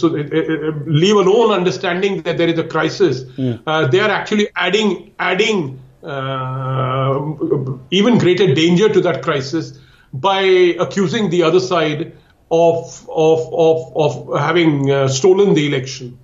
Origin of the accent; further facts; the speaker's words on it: India; I'm talking as an Indian. Uh, I live here uh, in India